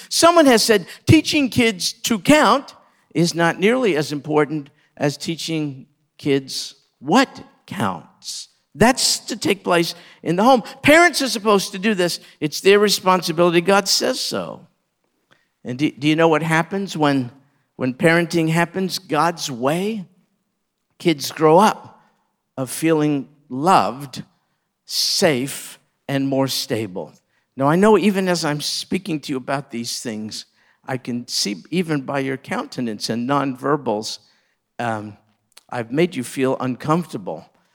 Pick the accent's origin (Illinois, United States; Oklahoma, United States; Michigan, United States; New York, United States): New York, United States; I grew up in New York